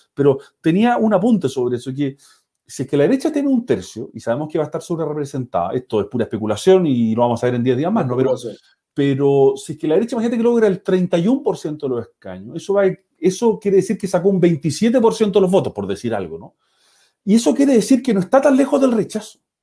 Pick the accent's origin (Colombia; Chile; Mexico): Chile; Viña del Mar, Valparaíso; moved away